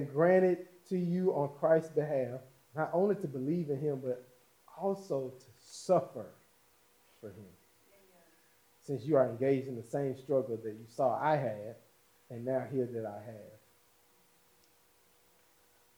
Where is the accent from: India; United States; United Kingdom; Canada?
United States; us as American citizens